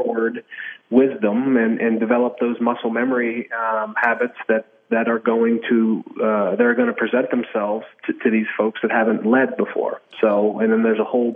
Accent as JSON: {"language": "English", "town": "Pittsburgh", "region": "Pennsylvania", "country": "United States", "tie": "born or raised there", "moved": "as an adult", "lives_now": "Kansas City, United States", "said": "growing up in Pittsburgh, I'm son of a high school football coach"}